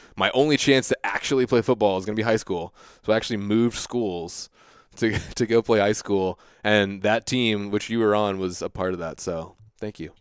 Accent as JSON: {"language": "English", "region": "Virginia", "country": "United States", "tie": "born or raised there", "also_born_or_lived": "Tampa, Florida", "said": "I grew up in Virginia"}